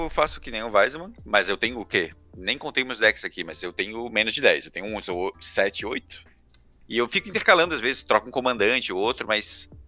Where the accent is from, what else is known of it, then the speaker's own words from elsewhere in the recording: Brazil; sou brasileiro